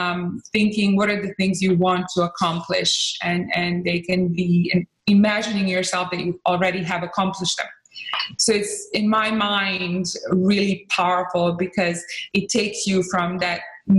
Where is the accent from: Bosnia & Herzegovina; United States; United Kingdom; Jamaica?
Bosnia & Herzegovina; also born or lived in Croatia; I'm originally from Bosnia and Croatia.